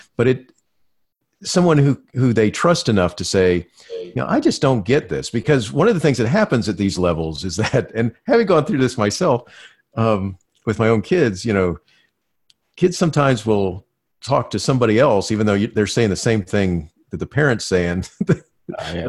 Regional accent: Florida, United States; I grew up in Florida watching the Apollo uh, moonshots

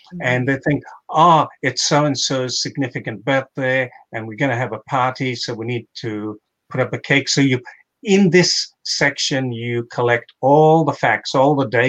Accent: Mombasa County, Kenya; I grew up in Mombasa as a kid

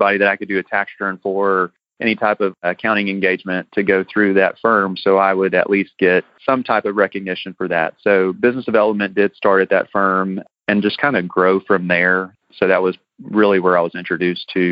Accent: Houston, Texas, United States; we're from the Houston area

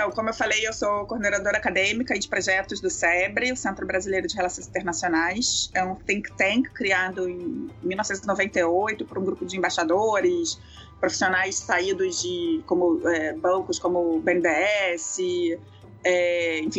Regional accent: Israel; eu sou judia, eu sou também israelense, né?

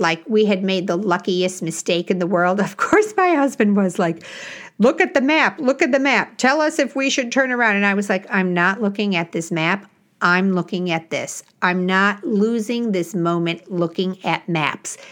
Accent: Illinois, United States; I grew up in Illinois

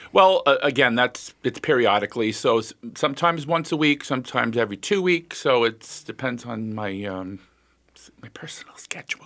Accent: United States; I was born in the United States.

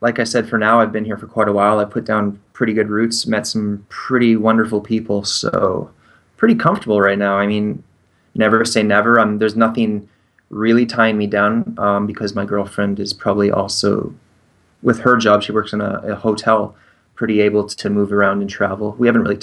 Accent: Canada; moved away; I'm still a Canadian citizen

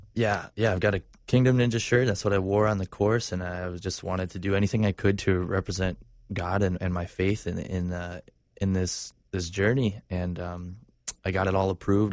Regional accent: Stevens Point, Wisconsin, United States; moved away; also born or lived in Orlando; this is up in Wisconsin where I grew up

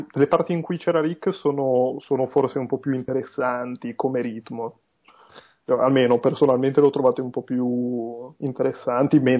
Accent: Genoa, Liguria, Italy; sono di Genova

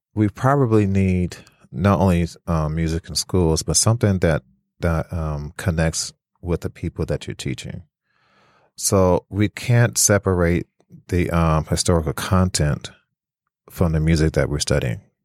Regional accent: California, United States; also born or lived in Flint, Michigan; now in Detroit, United States; I'm originally from California

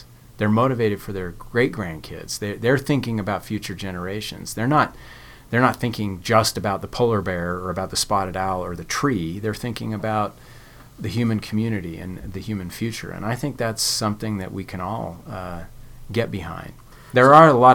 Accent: Connecticut, United States; also born or lived in California; now in Provo, United States; I was raised in Connecticut

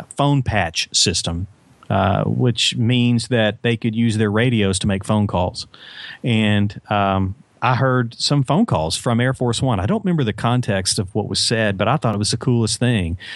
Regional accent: Little Rock, Arkansas, United States; I'm from Little Rock, and, um, I was, uh, growing up in Little Rock

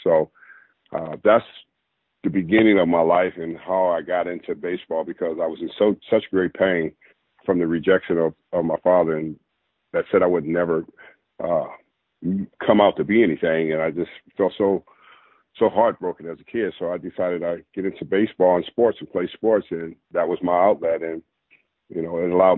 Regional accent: Los Angeles, California, United States; I grew up in Los Angeles, California

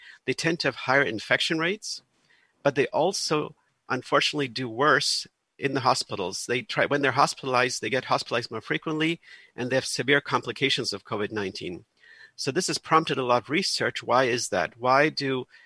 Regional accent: Germany; now in United States; I'm originally from Germany, where it's very normal that in every neighborhood you live

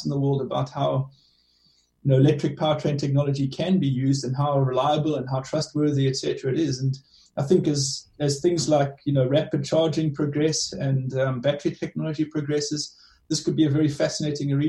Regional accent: South Africa; accent: South African; moved away; you can tell from my accent, I lived in South Africa for a long time

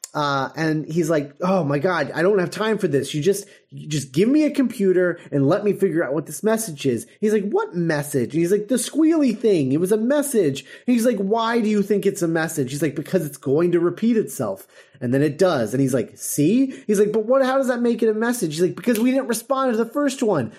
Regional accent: United States; we're, um, automatically dismissed because we're American.

